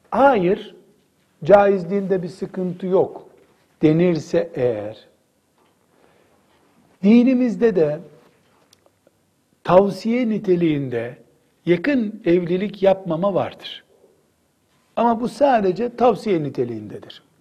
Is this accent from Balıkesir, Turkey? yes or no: no; Istanbul, Turkey; Mesela işte ben İstanbulluyum. İstanbul'da filan sülaleyiz biz